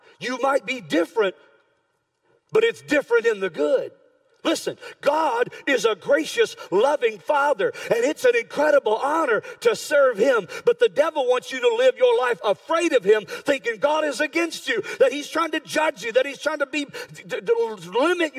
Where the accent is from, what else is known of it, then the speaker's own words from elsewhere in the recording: United States; I'm an American born, red-blooded right here